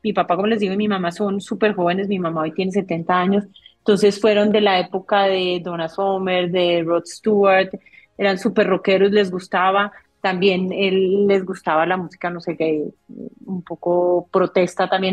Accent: Colombia; nosotros mismos en Colombia

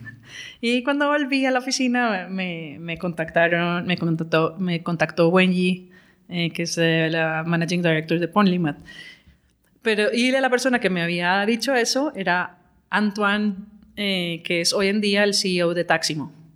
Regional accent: Colombia; moved away as an adult; also born or lived in London; tiempo de volver a Colombia.

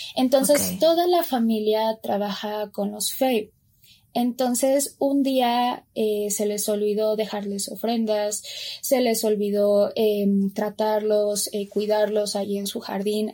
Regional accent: Mexico; si yo soy mexicana

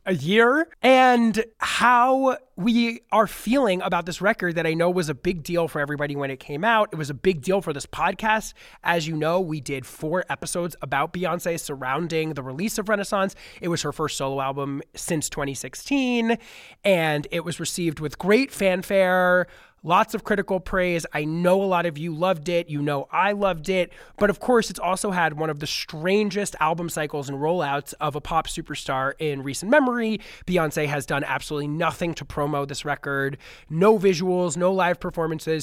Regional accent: New York City, New York, United States; now in Los Angeles, United States; my hometown.

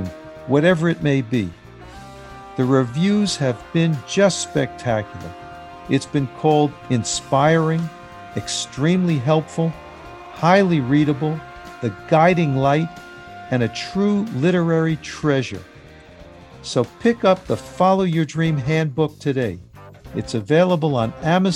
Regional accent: New York City, New York, United States; I grew up in the city

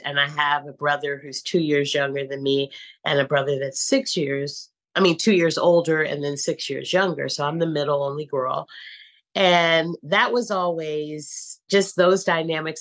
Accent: San Francisco, California, United States; moved away as an adult; now in New York City, United States; I'm born and raised in San Francisco, California

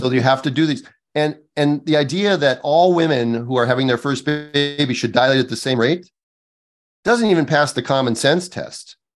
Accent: Midwest, United States; moved away; I'm from the Midwest

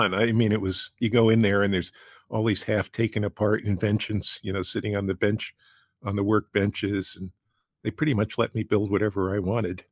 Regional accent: New Rochelle, New York, United States; I grew up in New Rochelle, which is a suburb of New York, right outside New York

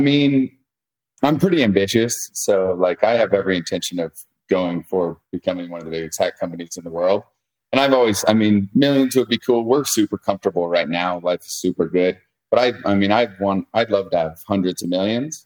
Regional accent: South Lake Tahoe, California, United States; I'm born and raised in Lake Tahoe

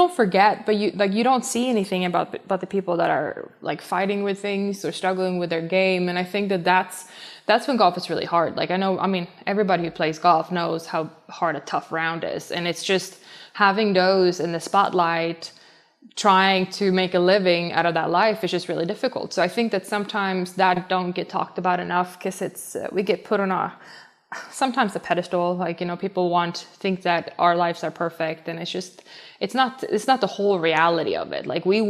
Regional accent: Sweden; I think, the distinction, like, the distinct seasons we have back home. Because when I was young, I put my clubs in the basement

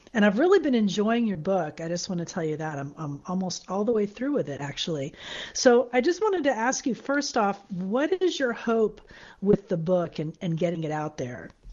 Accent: Florida, United States; I'm from Florida

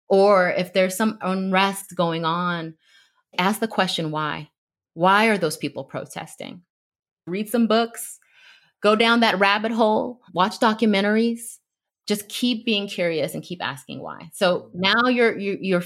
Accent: Bay Area, California, United States; being a Black woman growing up in the Bay Area

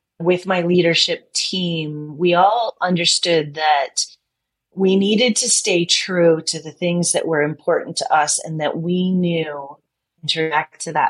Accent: Detroit, Michigan, United States; I'm from Detroit. I grew up there

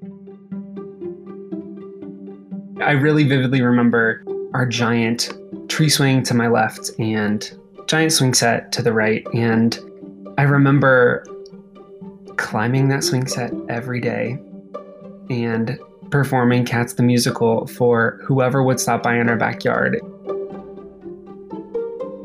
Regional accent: Nebraska, United States; growing up in Nebraska, pre-social media, pre-internet

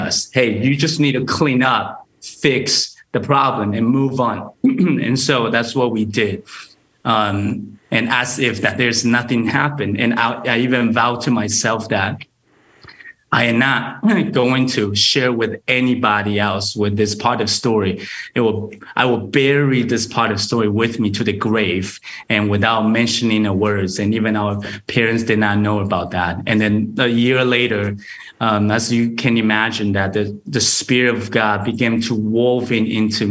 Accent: Taiwan; moved away as an adult; also born or lived in Texas, United States; now in Grand Rapids, United States; I was born and raised in Taiwan

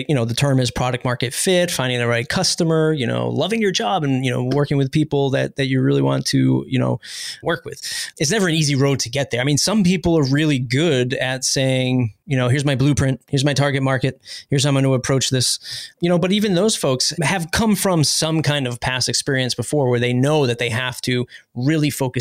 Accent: East Coast, United States; We're from the East Coast

